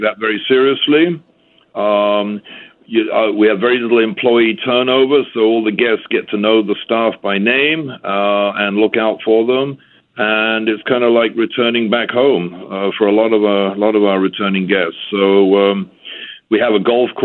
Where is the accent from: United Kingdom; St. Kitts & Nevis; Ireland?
St. Kitts & Nevis; I am from St. Kitts and have been here at Timothy Beach for about 19 years